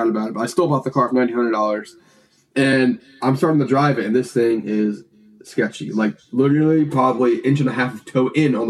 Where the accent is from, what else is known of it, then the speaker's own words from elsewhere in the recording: Clermont, Florida, United States; also born or lived in Alabama; now in Orlando, United States; I was living in Claremont. That's where Njuku is. And that's my hometown